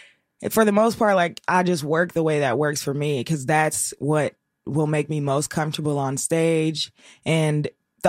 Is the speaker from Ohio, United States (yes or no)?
yes; Cincinnati, Ohio, United States; I'm from Cincinnati.